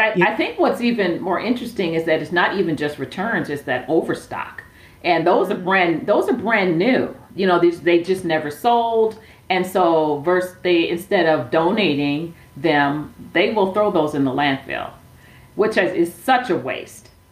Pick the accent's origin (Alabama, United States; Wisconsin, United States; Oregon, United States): Wisconsin, United States; Milwaukee; also born or lived in Sacramento, California; now in Phoenix, United States; I grew up in Milwaukee, Wisconsin